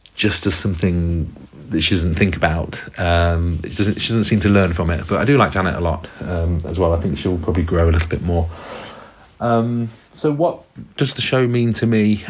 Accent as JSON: {"language": "English", "country": "United Kingdom", "also_born_or_lived": "South Korea", "said": "I'm from the UK."}